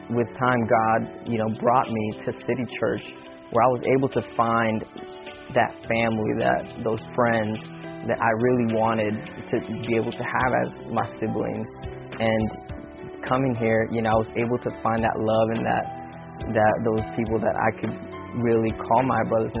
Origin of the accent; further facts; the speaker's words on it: Southern California, United States; moved away as an adult; also born or lived in Central Florida; now in Florida, United States; I moved from Southern California to Central Florida. And it was a very tough moment in my life because I had to step out of my comfort zone where I was born and raised